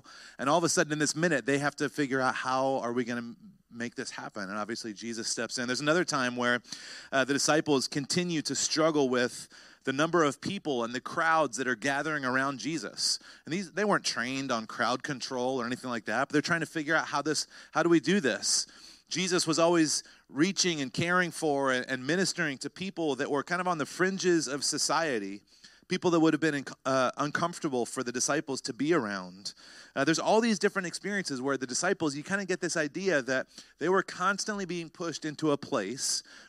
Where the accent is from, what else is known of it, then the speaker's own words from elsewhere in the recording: North Carolina, United States; I remember when I was a teenager, I grew up in North Carolina